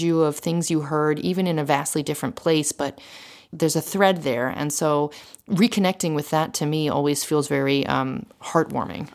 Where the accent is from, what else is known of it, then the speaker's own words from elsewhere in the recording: United States; moved away as an adult; also born or lived in Philadelphia; now in Paris, France; I remember growing up in the States